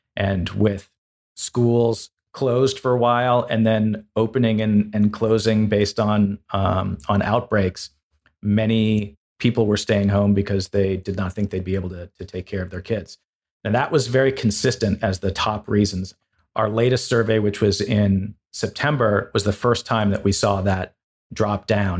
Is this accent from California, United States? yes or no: yes; Los Angeles, California, United States; moved away as an adult; also born or lived in Woodstock, Vermont; I grew up in Los Angeles